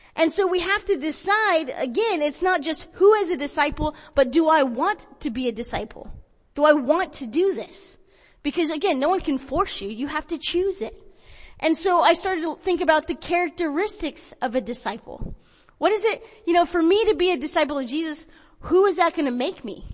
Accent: Porterville, California, United States; also born or lived in Visalia, California; I grew up in Visalia and Porterville

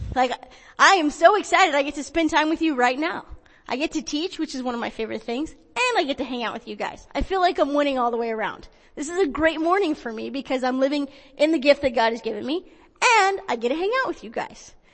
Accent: Porterville, California, United States; also born or lived in Visalia, California; I grew up in Visalia and Porterville

